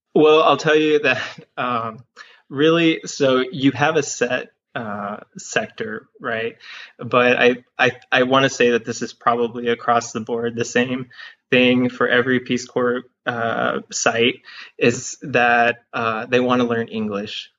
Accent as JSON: {"language": "English", "town": "Harlingen", "region": "Texas", "country": "United States", "tie": "born or raised there", "also_born_or_lived": "Evanston, Illinois / Austin, Texas", "moved": "as an adult", "said": "my hometown is Harlingen, and uh, that's in the lower valley of Texas. I grew up there"}